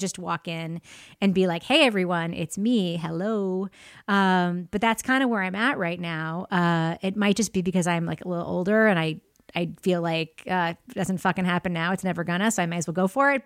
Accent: Freeport, New York, United States; I grew up in Freeport, Long Island, Nassau County

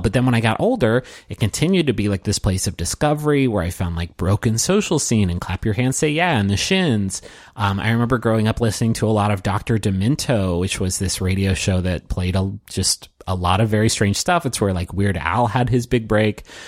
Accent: Huntington, West Virginia, United States; moved away as an adult; I grew up in Huntington, West Virginia. I went to college there, so I spent my first twenty-two years of my life there.

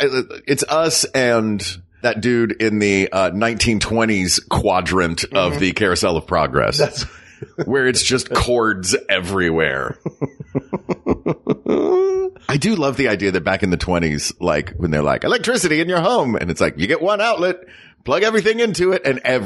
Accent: the South, United States; Well, I mean, I'm from the South. Like, it was a staple in the South growing up.

